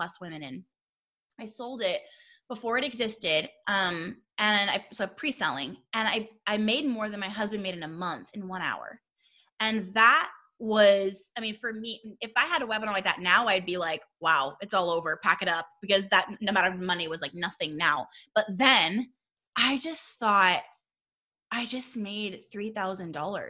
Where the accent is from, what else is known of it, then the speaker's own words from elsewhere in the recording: Southern California, United States; also born or lived in Arkansas; We're from Southern California. We're born and raised here. We love it here